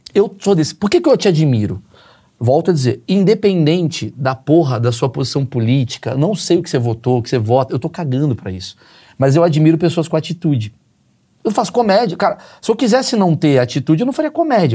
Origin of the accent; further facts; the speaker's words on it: Rio de Janeiro, Brazil; Vim do Grajaú, do Rio de Janeiro, porra, sem grana